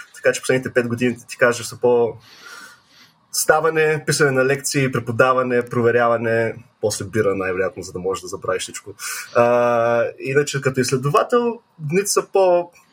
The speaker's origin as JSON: {"language": "Bulgarian", "town": "Varna", "region": "Varna Province", "country": "Bulgaria", "also_born_or_lived": "England", "moved": "yes", "lives_now": "Knoxville, United States", "said": "от Варна съм, от доста години живея на Запад а, в Англия и завърших и в Англия и в Америка"}